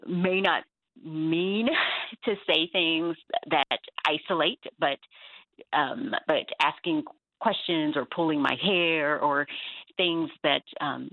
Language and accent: English; the South, United States; I did grow up in the South.